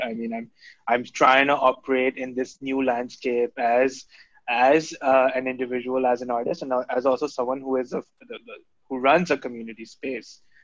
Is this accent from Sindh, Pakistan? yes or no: yes; Karachi, Sindh, Pakistan; the house that I grew up in in Gulshan Iqbal